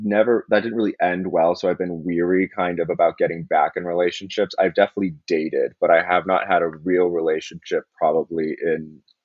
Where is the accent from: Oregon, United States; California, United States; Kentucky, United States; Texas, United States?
California, United States; Silicon Valley; also born or lived in University of South Carolina / West Village, New York City; now in New York City, United States; 26 years old, and I am originally from California, from Silicon Valley, and now I'm living in the West Village.